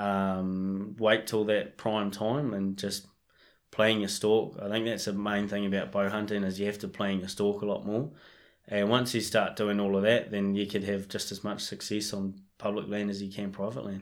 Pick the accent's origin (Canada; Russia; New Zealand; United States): New Zealand; Marlborough Sounds; now in Canterbury, New Zealand; I, I grew up in the Marlborough Sounds so I grew up chasing deer and pigs